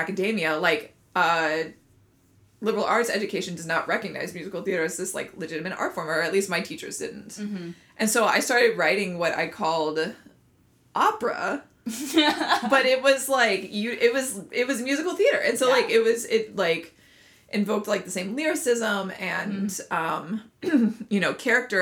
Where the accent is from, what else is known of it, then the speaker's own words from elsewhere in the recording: North Carolina, United States; moved away; I grew up in North Carolina into a family who just absolutely hates opera